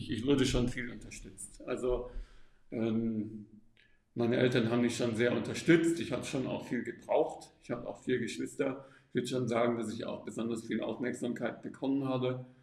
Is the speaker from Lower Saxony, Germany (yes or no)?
no; Stuttgart, Baden-Württemberg, Germany; also born or lived in Austria; aufgewachsen im Großraum Stuttgart und ähm, habe dann studiert in Österreich Psychologie und habe dann äh, im Norden mit Kindern und Jugendlichen gearbeitet